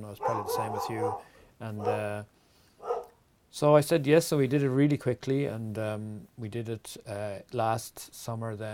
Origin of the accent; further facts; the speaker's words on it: Wexford, Leinster, Ireland; accent: Wexford; compared to um, people who who li- have lived in Wexford all their lives, and uh, I've learned to moderate a little bit because I travel